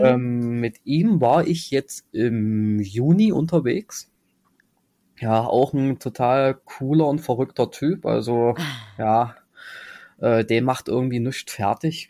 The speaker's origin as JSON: {"language": "German", "town": "Halle", "region": "Saxony-Anhalt", "country": "Germany", "said": "ich komme aus Halle"}